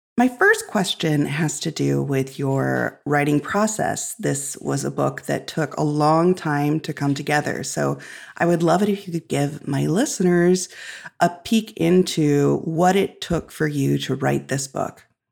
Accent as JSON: {"language": "English", "region": "Illinois", "country": "United States", "tie": "born or raised there", "said": "I grew up in Illinois, which is on the prairie"}